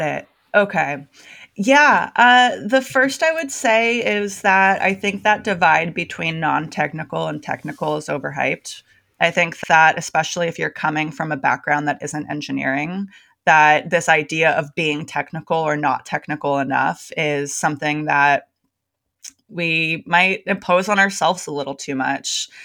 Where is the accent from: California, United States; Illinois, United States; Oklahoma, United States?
California, United States; Bay Area; moved away as an adult; now in Portland, United States; I'm born and raised in the Bay Area. I lived there my entire life until four months ago